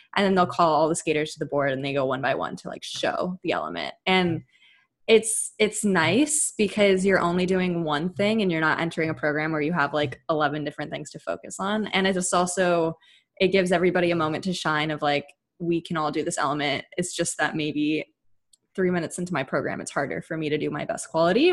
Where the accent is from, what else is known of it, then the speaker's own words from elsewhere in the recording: Bay Area, California, United States; we're both from the Bay Area. We grew up skating around each other.